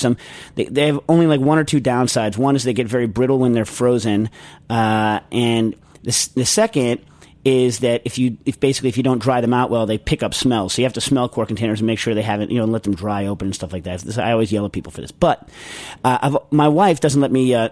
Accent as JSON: {"language": "English", "region": "New York", "country": "United States", "said": "I'm from New York too."}